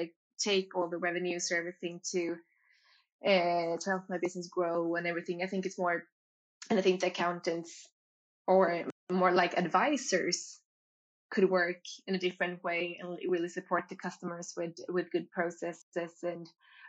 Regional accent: Gothenburg, Västra Götaland, Sweden; moved away; I'm from Gothenburg

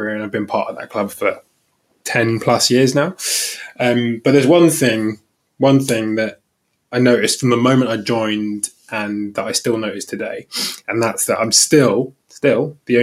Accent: London, United Kingdom; moved away as an adult; now in Tunbridge Wells, United Kingdom; I grew up in Crystal Palace, but I've not been there for 12 years now

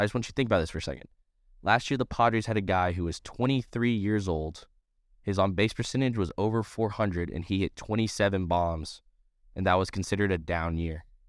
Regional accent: Columbia, South Carolina, United States; since we're from South Carolina, we're, we're from Columbia

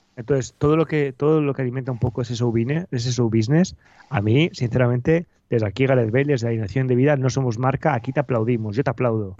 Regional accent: Valladolid, Castile and León, Spain

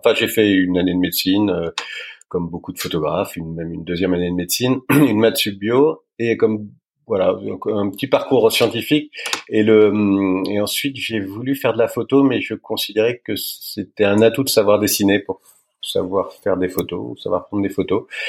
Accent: Paris, Île-de-France, France; Je suis né à Paris. Euh, je suis né à Paris. J'ai Je suis parisien

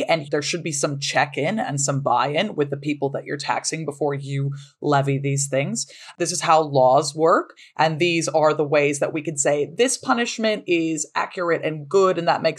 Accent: United States; especially as Americans

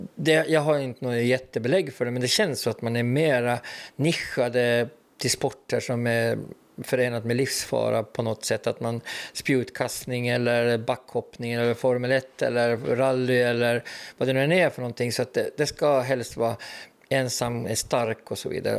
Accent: Åland Islands; vi är nog ålänningar först och främst

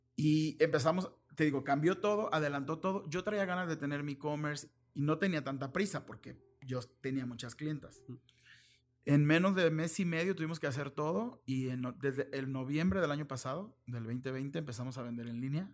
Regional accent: Mexico; also born or lived in Guadalajara; soy muy mexicano

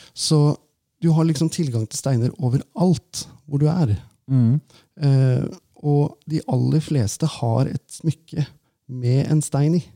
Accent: Valdres, Innlandet, Norway; når jeg vokste opp da, i Valdres

